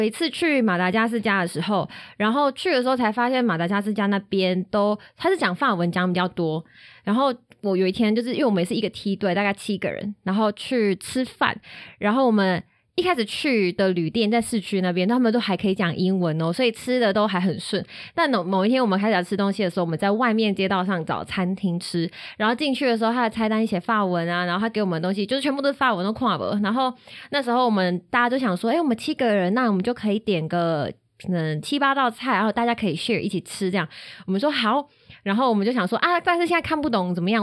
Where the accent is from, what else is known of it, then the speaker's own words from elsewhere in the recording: Taiwan; 我是台湾人，我回家这样子